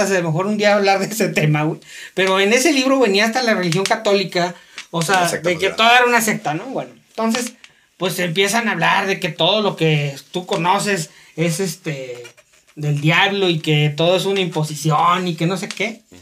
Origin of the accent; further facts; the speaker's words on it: Saltillo, Coahuila, Mexico; Eh, aquí los de Saltillo, pues sabemos que traen ahí una onda como que están tronando